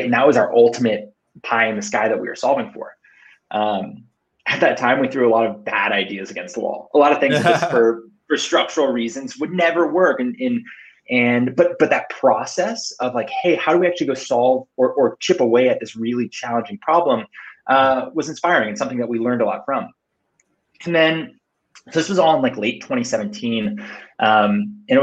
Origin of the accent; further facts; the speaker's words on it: Cupertino, California, United States; I was born and raised in Cupertino